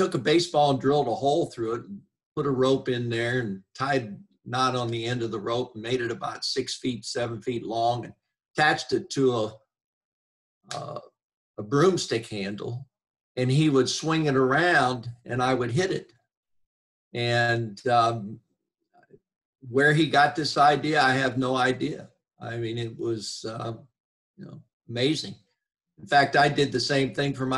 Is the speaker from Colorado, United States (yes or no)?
no; Wooster, Ohio, United States; moved away as an adult; also born or lived in Tennessee / Indiana; I grew up in Worcester, Ohio.